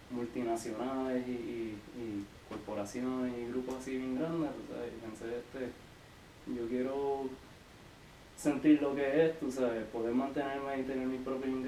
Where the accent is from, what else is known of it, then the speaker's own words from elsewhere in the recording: Aguadilla, Puerto Rico; moved away as an adult; also born or lived in Mayagüez / Wisconsin / Washington DC; now in Washington DC area, United States; De Aguadilla. Yo me crié en Aguadilla